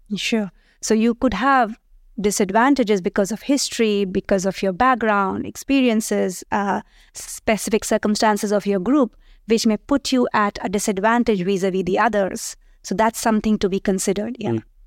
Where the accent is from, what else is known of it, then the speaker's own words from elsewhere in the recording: India; moved away as an adult; also born or lived in United States; now in France; I'm born, raised in India, but after that, I did travel to different countries. I did my PhD uh, at, in the US and thereafter joined here.